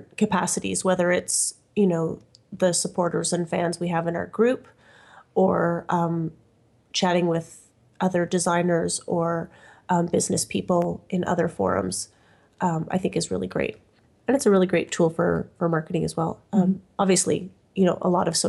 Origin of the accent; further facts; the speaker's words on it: Canada; I'm Canadian